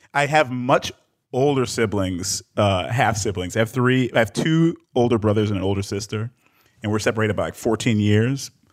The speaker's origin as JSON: {"language": "English", "town": "Detroit", "region": "Michigan", "country": "United States", "tie": "born or raised there", "also_born_or_lived": "Accra, Ghana", "said": "I was born in Detroit, but, uh, my mom's from Ghana"}